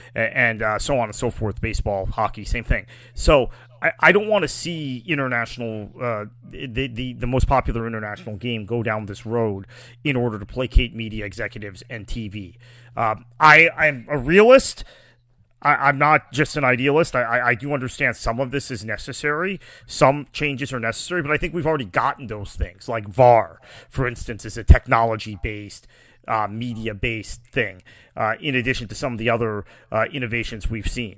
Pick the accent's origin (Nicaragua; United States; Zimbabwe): United States; I am fundamentally an American, and that's my identity